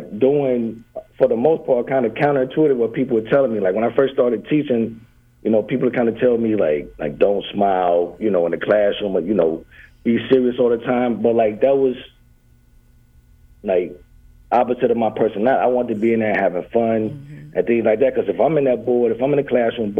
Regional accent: Clarksdale, Mississippi, United States; now in Wylie, United States; I'm originally from Clarksdale, Mississippi.

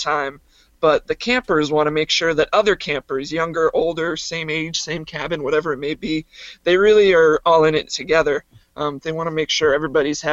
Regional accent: Sandwich, Massachusetts, United States; my hometown, which is Sandwich, Massachusetts on Cape Cod

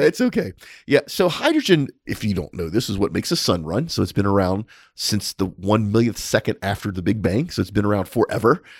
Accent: United States; I'm an American

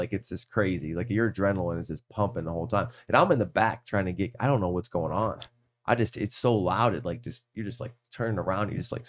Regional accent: Cleveland, Ohio, United States; And I'm like, I'm from Cleveland. I'm Cleveland.

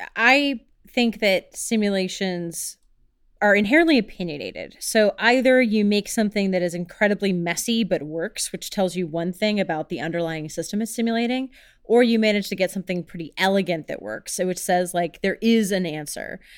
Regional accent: Houston, Texas, United States; moved away; also born or lived in Chicago; I grew up in Houston, which is all about the freeways and all about the roads

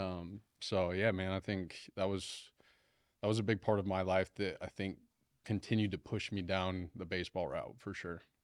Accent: Farmington, United States; growing up in Farmington

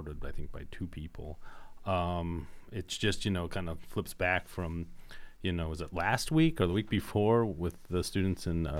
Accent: Indiana, United States; we're from Indiana

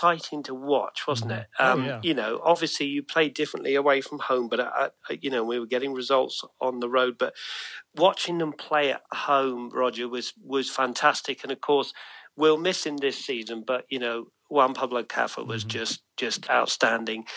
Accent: England, United Kingdom; moved away; growing up in England

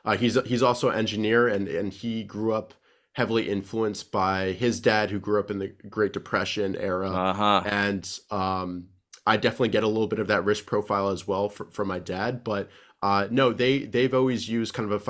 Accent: Silver Spring, Maryland, United States; I grew up right near Washington, D.C. in Silver Spring, Maryland.

